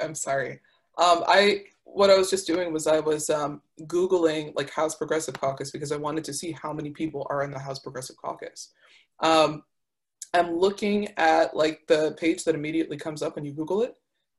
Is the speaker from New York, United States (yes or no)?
yes; Syracuse, New York, United States; my hometown of Syracuse, generally progressive, like most cities in the United States